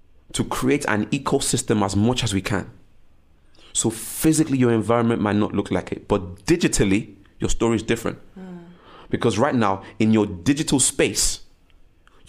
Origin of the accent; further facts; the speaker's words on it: Nigeria; I was born to a Nigerian home and I was born in Nigeria